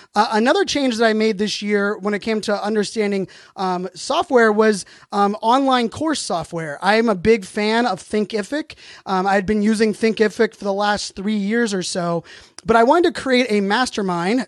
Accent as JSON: {"language": "English", "town": "Pittsburgh", "region": "Pennsylvania", "country": "United States", "tie": "born or raised there", "said": "a Pittsburgh person, you know, born and raised in Pittsburgh"}